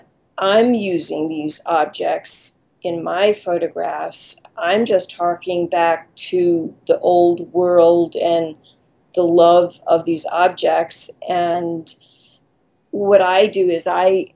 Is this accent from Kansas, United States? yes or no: no; Long Island, New York, United States; now in New York City, United States; I grew up in Long Island